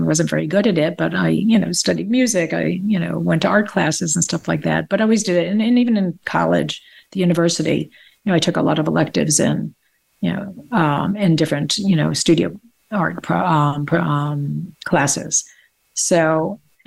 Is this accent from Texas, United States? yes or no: no; Hollywood, Florida, United States; also born or lived in Spain; when people asked me, where are you from? I would just say Hollywood